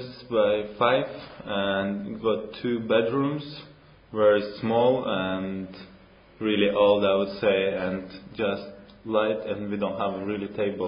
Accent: Black Sea coast, southern Russia, Russia; English is a second language; I'm from Russia, from south of Russia. It's near on the coast of Black Sea.

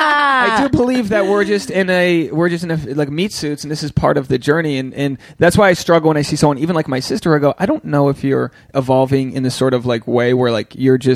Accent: Newport, Rhode Island, United States; And it's like, nah, I'm from Newport, Rhode Island. I'm just like, I'm trying to succeed.

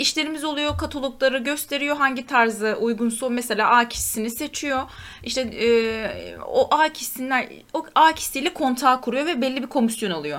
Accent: Turkey; bir Türk olarak

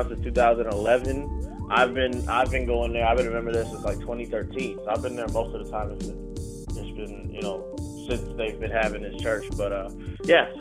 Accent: Chicago, Illinois, United States; I'm born and raised in Chicago.

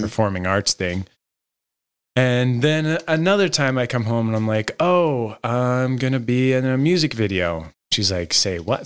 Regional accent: Los Angeles, California, United States; originally, I'm from Los Angeles

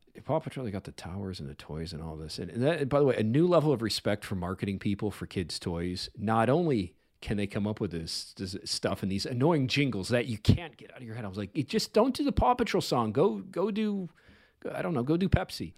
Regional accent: Chicago, Illinois, United States; I grew up on the South Side

